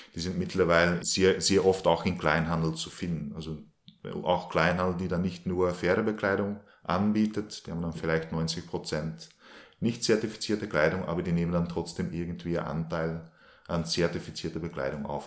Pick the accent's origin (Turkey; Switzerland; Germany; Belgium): Belgium; moved away as an adult; now in Linz, Austria; ich wohne in Linz, bin eigentlich gebürtiger Belgier und bin seit 2010 äh, also nach Österreich gekommen